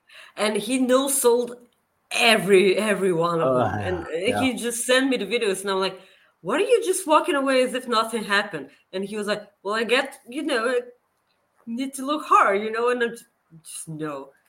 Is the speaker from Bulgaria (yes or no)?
yes; Bulgaria; Also, Kenny, I'm from Bulgaria. Google it.